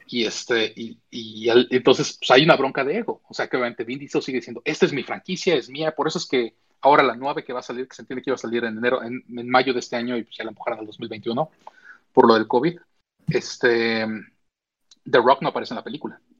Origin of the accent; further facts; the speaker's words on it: Mexico; now in United States; yo crecí en México, nací en México